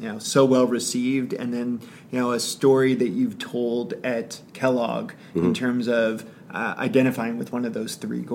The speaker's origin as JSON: {"language": "English", "country": "Canada", "said": "being Canadian"}